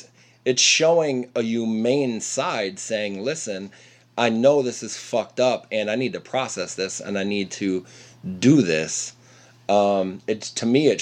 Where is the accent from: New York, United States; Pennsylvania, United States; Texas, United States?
Pennsylvania, United States; Lancaster County; moved away; also born or lived in Ypsilanti, Michigan; I was born and raised in Amish country, proudly. My Lancaster County, Pennsylvania.